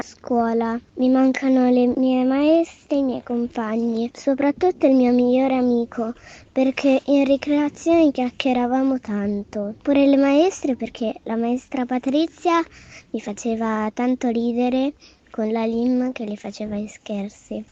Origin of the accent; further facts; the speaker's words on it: Rome, Lazio, Italy; sono di Roma